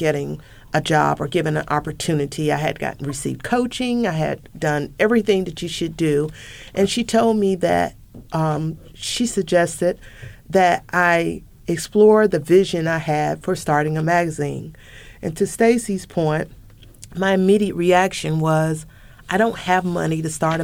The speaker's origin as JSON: {"language": "English", "region": "the South", "country": "United States", "said": "I'm also from the South. Not only am I a woman of color, I am a woman from the South"}